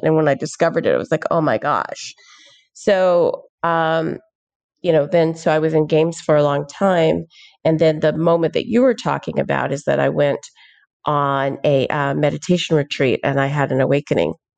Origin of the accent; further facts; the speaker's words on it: Houston, Texas, United States; I grew up in Houston, Texas